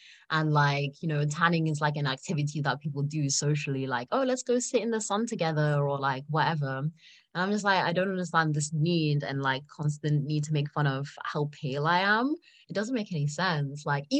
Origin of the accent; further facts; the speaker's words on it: South Africa; So I'm South African. I was born there and I spent a lot of my childhood there.